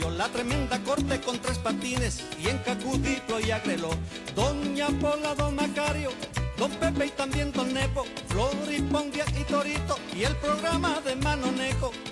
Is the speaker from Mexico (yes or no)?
no; Puerto Rico; Es que yo soy boricua puertorriqueño